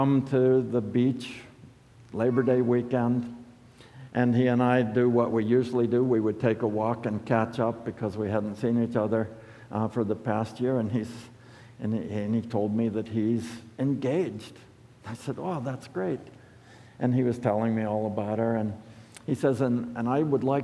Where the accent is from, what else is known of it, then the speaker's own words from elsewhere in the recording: United States; as American Christians